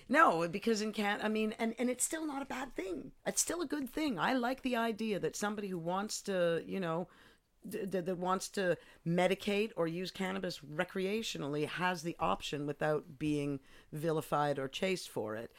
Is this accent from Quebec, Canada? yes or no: yes; Montreal, Quebec, Canada; moved away as an adult; also born or lived in Eindhoven, Netherlands / United Kingdom; now in Amsterdam, Netherlands; I grew up in Montreal